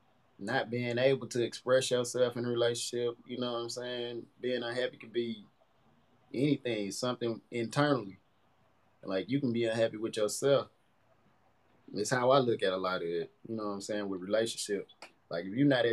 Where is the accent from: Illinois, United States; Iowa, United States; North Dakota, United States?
Illinois, United States; East St. Louis; I'm from East St. Louis, Washington Park area. I went to East Side, went to Park Alternative School for a little while. And born and raised from the city